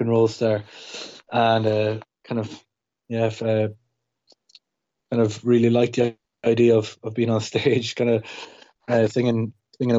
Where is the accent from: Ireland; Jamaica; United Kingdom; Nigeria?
Ireland; Longford, Leinster; now in Dublin, Ireland; I'm from Longford